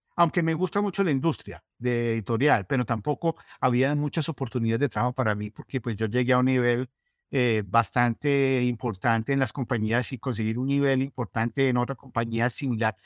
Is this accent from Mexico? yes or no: no; Colombia; moved away as an adult; now in Minnesota, United States; yo soy colombiano